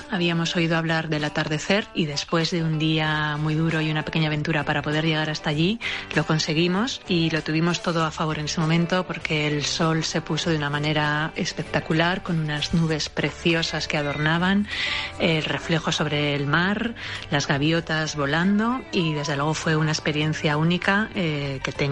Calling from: Valencia, Valencian Community, Spain; de Valencia.

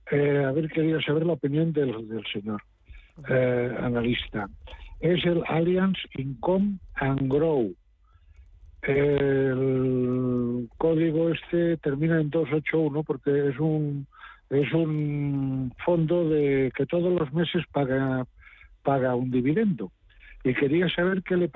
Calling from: Seville, Andalusia, Spain; de Sevilla.

